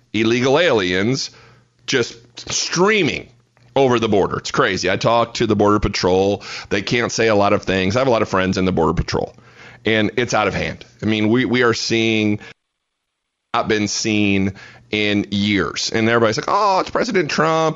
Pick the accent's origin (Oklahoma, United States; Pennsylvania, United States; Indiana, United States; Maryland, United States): Indiana, United States; Fort Wayne; moved away as an adult; now in Fort Worth, United States; I was born and raised in Fort Wayne, Indiana